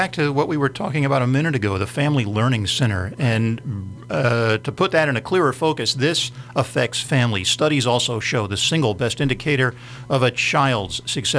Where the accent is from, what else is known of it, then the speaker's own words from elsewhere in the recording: Philadelphia, Pennsylvania, United States; I grew up in the Philadelphia area in an affluent suburb.